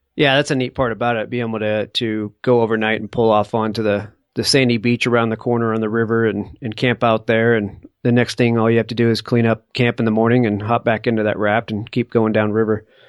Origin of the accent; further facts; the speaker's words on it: East Coast, United States; moved away; I grew up on the East Coast, and I just all I remember is uh, the darn rock walls everywhere, and having to build the rock walls as a kid